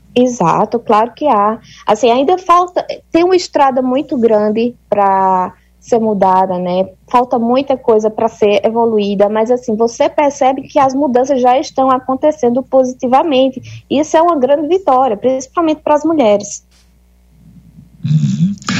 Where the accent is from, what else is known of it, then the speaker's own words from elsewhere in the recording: Campina Grande, Paraíba, Brazil; moved away as an adult; now in Egypt; Eu sou de Campina Grande, na Paraíba